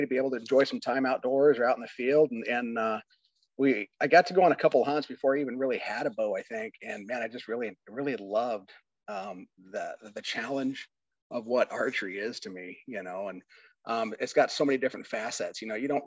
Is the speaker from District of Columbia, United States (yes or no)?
no; Nebraska, United States; now in Wisconsin, United States; originally I'm from Nebraska, currently live in Wisconsin